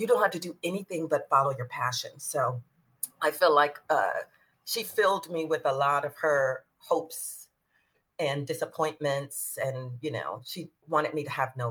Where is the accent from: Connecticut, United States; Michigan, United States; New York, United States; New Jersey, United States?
Michigan, United States; Detroit; I'm from Detroit. I grew up on the Northwest Side, which is like the university district.